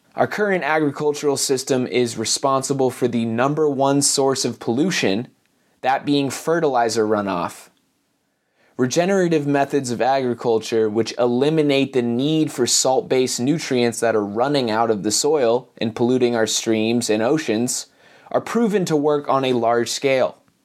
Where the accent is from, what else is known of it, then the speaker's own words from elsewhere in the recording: Asheville, North Carolina, United States; coming to you from Asheville, North Carolina, my hometown